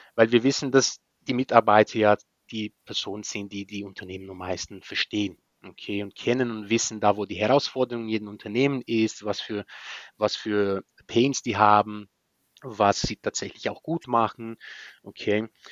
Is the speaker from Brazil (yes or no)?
yes; Maringá, Paraná, Brazil; German is a second language; moved away as an adult; also born or lived in Spain; now in Berlin, Germany; Maringa, die, das ist von, von Bundesland Paraná, Süd von Brasilien, äh, gerade unter São Paulo, unter Bundesland São Paulo, da wo ich herkomme